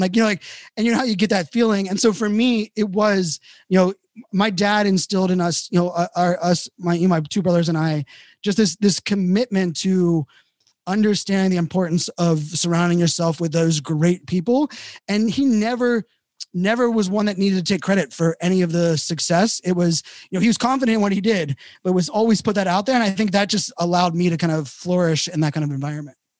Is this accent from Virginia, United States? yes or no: yes; Virginia Beach, Virginia, United States; I grew up in Virginia Beach